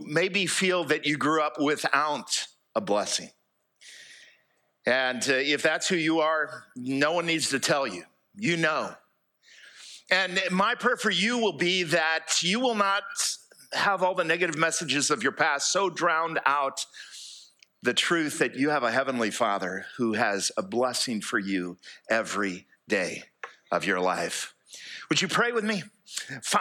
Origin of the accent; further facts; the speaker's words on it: United States; moved away as an adult; now in Fairhope, Alabama, United States; I grew up here in East Jackson County